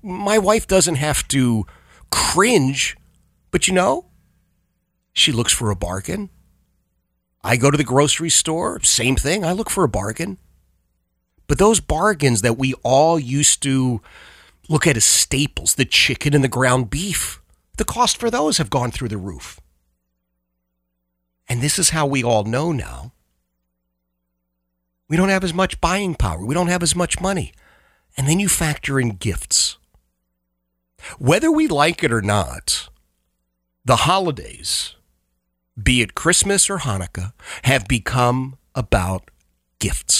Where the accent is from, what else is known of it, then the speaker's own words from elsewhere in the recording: Philadelphia, Pennsylvania, United States; I grew up in Oxford Circle, the Oxford Circle section of Philadelphia